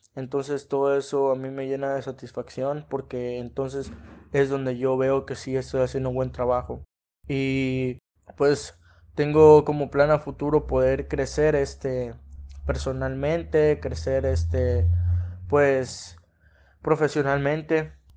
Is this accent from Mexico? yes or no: yes; Mexico; como mexicanos